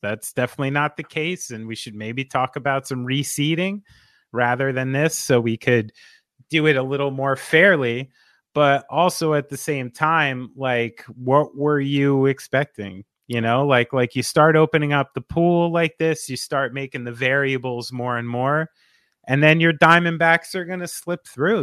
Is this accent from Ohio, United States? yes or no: no; New Jersey, United States; I'm from New Jersey